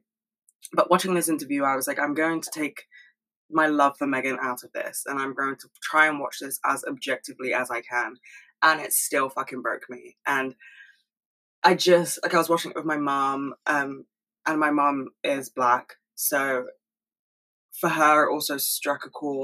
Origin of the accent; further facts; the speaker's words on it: United Kingdom; as a Brit